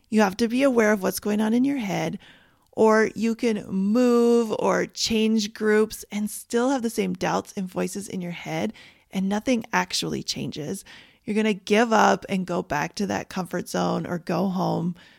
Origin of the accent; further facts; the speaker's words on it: Canada; moved away as an adult; now in United States; where I grew up in Canada